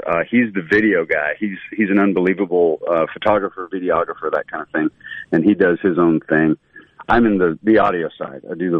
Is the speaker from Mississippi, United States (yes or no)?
yes; Mississippi, United States; outside of, my little bubble in Mississippi or sort of the South, people always would say, you know, where are you from? You're whatever. They would comment on it anyway.